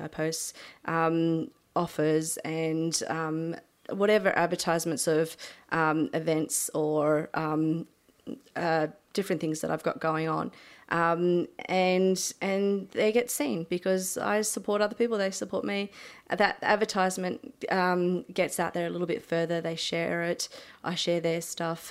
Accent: Milton, New South Wales, Australia; moved away as an adult; I decided to move back home to my hometown

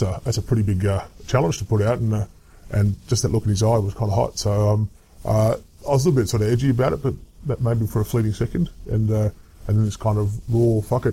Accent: Adelaide, South Australia, Australia; I grew up in Adelaide

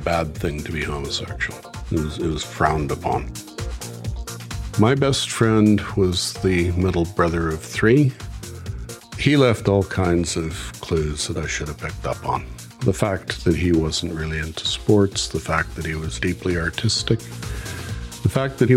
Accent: Vancouver, British Columbia, Canada; now in Masterton, New Zealand; I was born in Grace Hospital, Vancouver

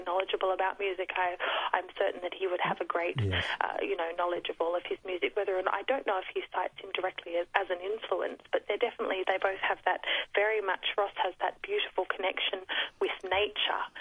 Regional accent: Australia; being Australian

